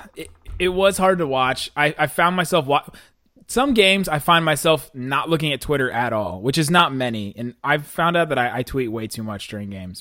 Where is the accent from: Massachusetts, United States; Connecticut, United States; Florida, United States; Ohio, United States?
Ohio, United States; Cincinnati; I am from Cincinnati